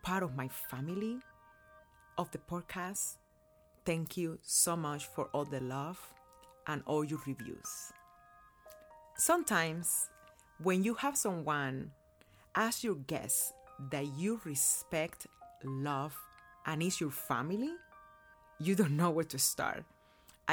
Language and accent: English; Cuba; born or raised there; now in United States